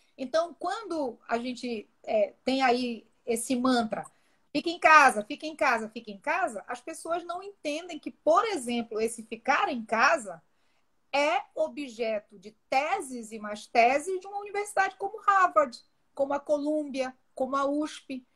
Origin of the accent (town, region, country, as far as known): Brazil